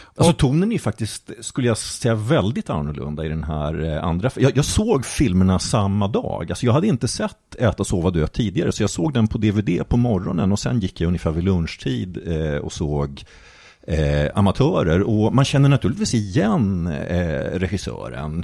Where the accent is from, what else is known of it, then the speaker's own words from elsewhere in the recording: Jönköping County, Sweden; moved away; Jag är delvis uppvuxen i Jönköping